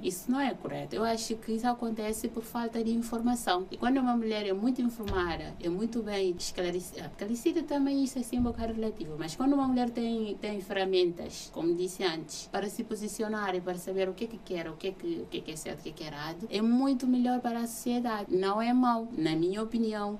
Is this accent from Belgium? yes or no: no; Guinea-Bissau; now in Portugal; eu cresci numa cidade na Guiné-Bissau